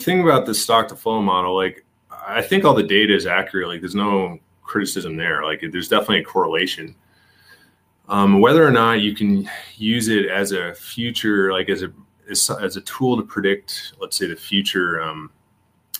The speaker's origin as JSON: {"language": "English", "country": "Canada", "said": "I'm Canadian"}